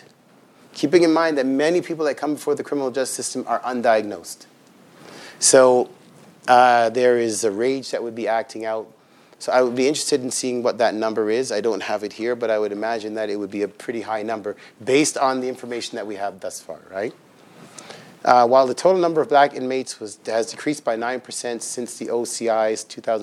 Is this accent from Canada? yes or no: yes; Toronto, Ontario, Canada; also born or lived in Regent Park, Toronto / Scarborough, Toronto; I grew up in Ontario housing, so I know it's called something different now, but there is Ontario housing and Ontario housing units in Toronto